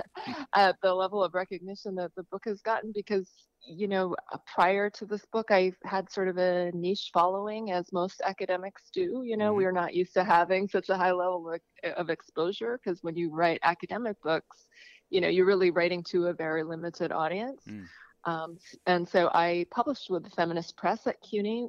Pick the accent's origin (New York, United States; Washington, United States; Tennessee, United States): Washington, United States; Chehalis; also born or lived in Busan, South Korea; I moved with my mom and my brother in 1972 to a small town in Washington State. So I was a toddler at that time